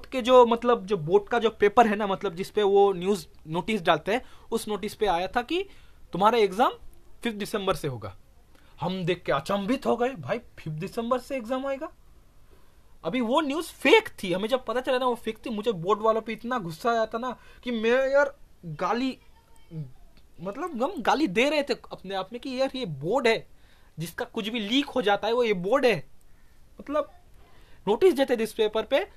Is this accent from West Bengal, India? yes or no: yes; West Bengal, India; Hindi is a second language; sorry mass कह दिया क्योंकि मैं बंगाली हूँ मैंने मंथ के जगह मास कह दिया